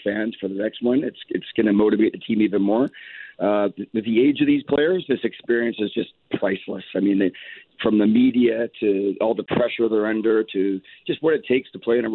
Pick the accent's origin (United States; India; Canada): Canada